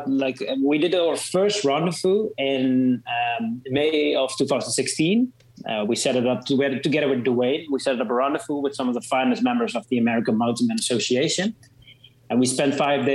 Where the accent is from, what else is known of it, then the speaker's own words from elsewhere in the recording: Netherlands; I'm a photographer from the Netherlands